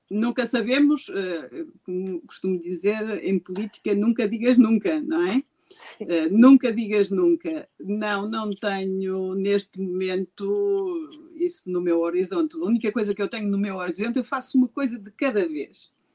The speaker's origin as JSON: {"language": "Portuguese", "town": "Gondomar", "region": "Norte", "country": "Portugal", "tie": "born or raised there", "said": "Gondomar, a minha terra."}